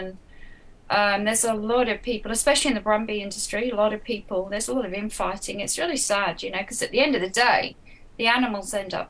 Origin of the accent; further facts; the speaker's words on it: England, United Kingdom; now in Australia; I'm originally from England